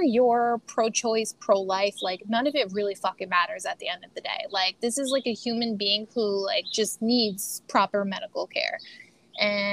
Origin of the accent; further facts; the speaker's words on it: United States; as an American